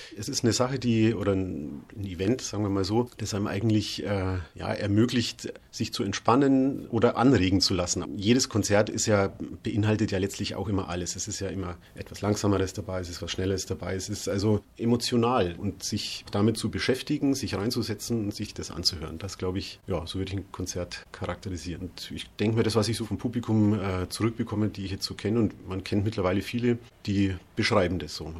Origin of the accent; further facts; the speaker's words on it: Bad Reichenhall, Bavaria, Germany; now in Rostock, Germany; Ich komme aus Bad Reichenhall